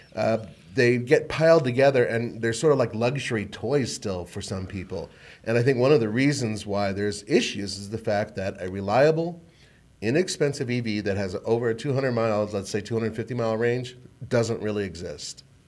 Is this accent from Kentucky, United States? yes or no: no; Colorado, United States; I was from Colorado